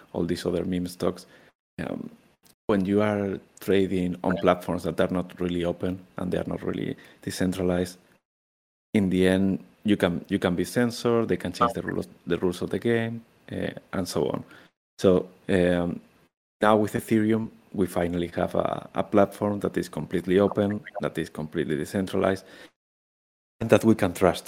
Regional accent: Spain; moved away; I'm originally from Spain, Europe

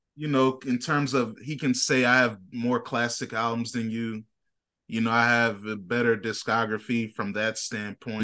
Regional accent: Virginia, United States; I'm from Virginia

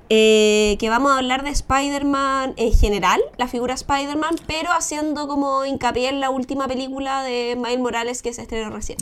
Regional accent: Chile; como el chileno promedio

